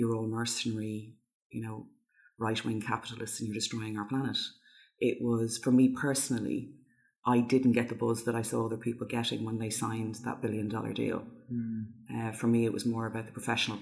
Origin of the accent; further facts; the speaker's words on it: Dublin, Leinster, Ireland; moved away as an adult; also born or lived in London; now in Dublin, Ireland; where I grew up in Dublin, there's a hugely strong sense of community there